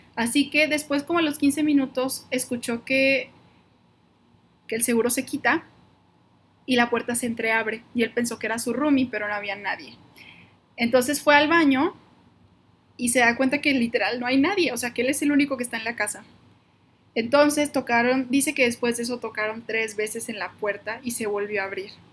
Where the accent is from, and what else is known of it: Monterrey, Nuevo León, Mexico; now in Guadalajara, Mexico